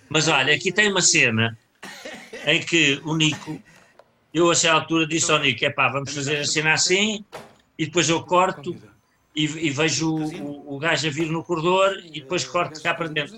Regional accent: Leiria, Centro, Portugal; moved away; Eu era de Leiria e passava férias na Figueira.

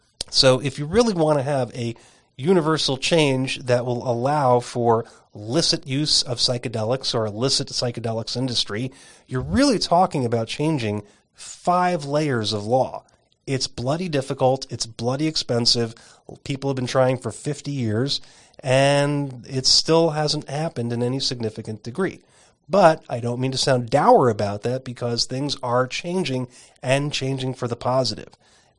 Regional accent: Arizona, United States; In the instance of peyote, for example, my home state of Arizona has a peyote protection statute

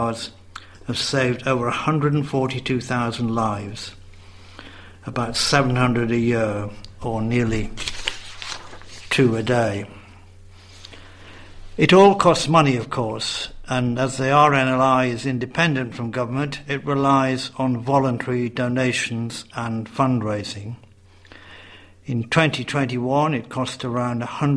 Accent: Redcar, North East England, United Kingdom; moved away; I was growing up in Redcar on the northeast coast

